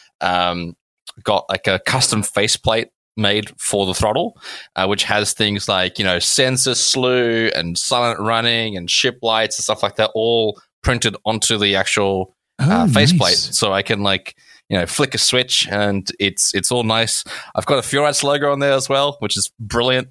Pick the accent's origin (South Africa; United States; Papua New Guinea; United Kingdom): South Africa; I grew up in South Africa next to the beach.